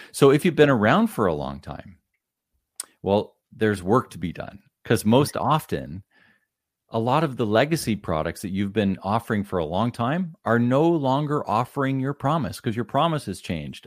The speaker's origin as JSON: {"language": "English", "town": "Ottawa", "region": "Ontario", "country": "Canada", "tie": "born or raised there", "moved": "as an adult", "lives_now": "near Toronto, Canada", "said": "born and raised in the Ottawa area"}